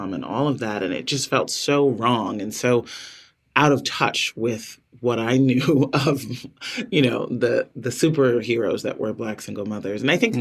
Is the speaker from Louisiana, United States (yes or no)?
no; Chicago, Illinois, United States; I was born on the South Side of Chicago.